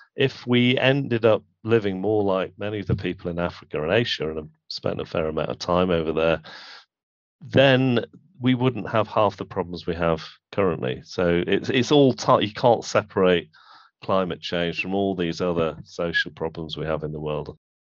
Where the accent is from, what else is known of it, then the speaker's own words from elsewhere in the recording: Manchester, North West England, United Kingdom; where I grew up in Manchester